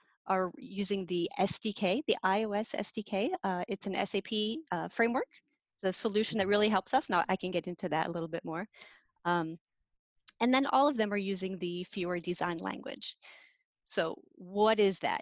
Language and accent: English; Gettysburg, Pennsylvania, United States; now in Bay Area, United States; I grew up in Pennsylvania.